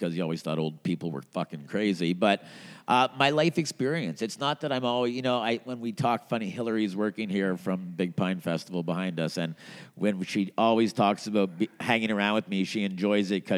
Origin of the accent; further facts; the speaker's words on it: Montreal, Quebec, Canada; now in Edmonton, Canada; I grew up in Montreal